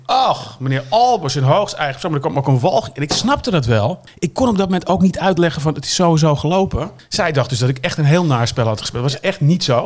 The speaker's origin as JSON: {"language": "Dutch", "town": "Texel", "region": "North Holland", "country": "Netherlands", "said": "Ik kom van Tessel"}